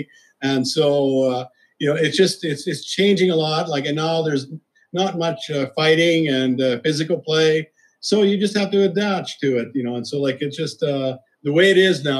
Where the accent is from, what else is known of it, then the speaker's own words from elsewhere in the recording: Saskatchewan, Canada; moved away; I'm always from Canada, so I played for Canada all those years